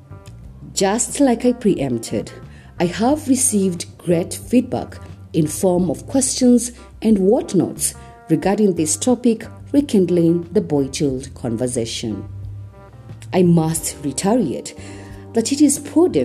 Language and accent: English; Kenya; I am uniquely Kenyan and relevantly African